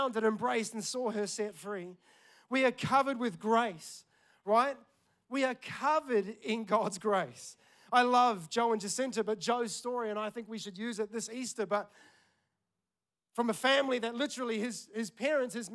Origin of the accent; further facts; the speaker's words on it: Tauranga, Bay of Plenty, New Zealand; moved away; we're in my hometown, Tauranga